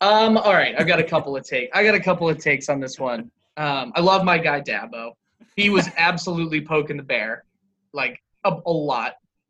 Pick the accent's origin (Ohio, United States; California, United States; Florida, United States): Ohio, United States; Columbus; And I grew up in Columbus.